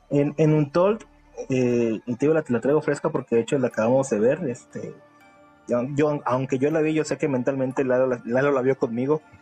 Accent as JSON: {"language": "Spanish", "country": "Uruguay", "said": "soy de Uruguay."}